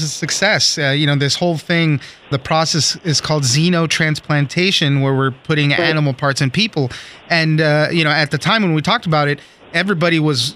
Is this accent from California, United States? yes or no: yes; Southern California, United States; I grew up in Southern California